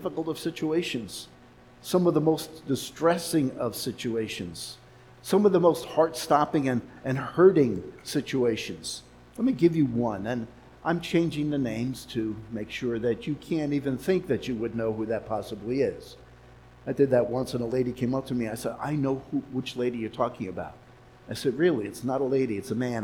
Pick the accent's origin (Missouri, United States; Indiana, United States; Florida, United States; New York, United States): New York, United States; New York City; now in Los Angeles, United States; where I was born in Manhattan, in New York City.